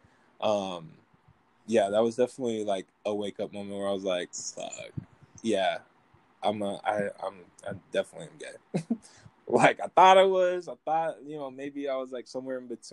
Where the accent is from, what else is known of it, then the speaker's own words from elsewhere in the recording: Midwest, United States; now in Federal Way, United States; I'm from the Midwest